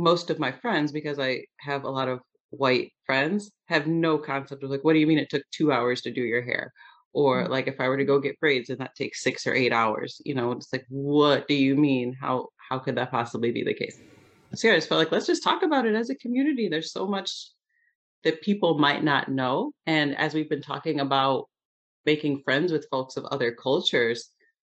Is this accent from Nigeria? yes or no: no; just outside of St. Louis, Missouri, United States; now in Michigan, United States; I grew up in just outside of St. Louis, Missouri